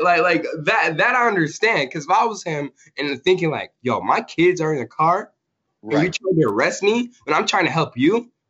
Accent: Racine, Wisconsin, United States; raised in um, Racine, Wisconsin

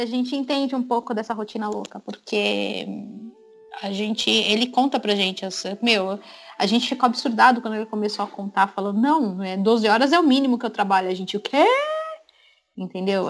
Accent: Brazil

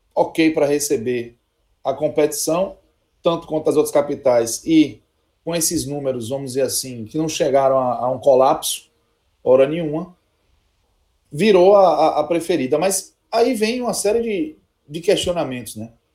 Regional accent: Salvador, Bahia, Brazil; eu nasci no Santo Isabel, em Nazaré

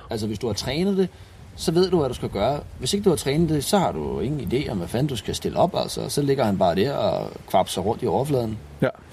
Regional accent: Denmark; hjemme i Danmark

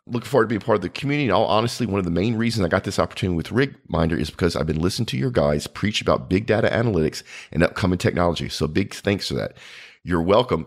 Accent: United States; as an American

